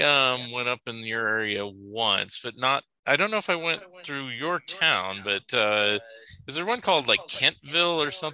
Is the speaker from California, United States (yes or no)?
no; Oregon, United States; I will officially say, because I am from Oregon, that it is Springfield, Oregon.